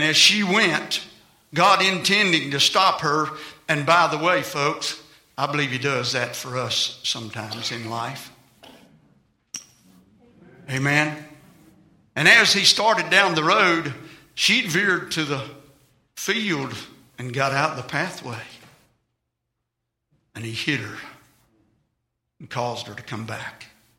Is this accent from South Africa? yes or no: no; England, United Kingdom; I'm English bred. I've been fighting a temper all of my life.